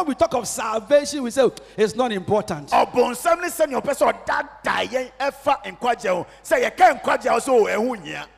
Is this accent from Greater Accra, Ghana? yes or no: no; Kumawu, Ashanti, Ghana; moved away; my hometown Kumawu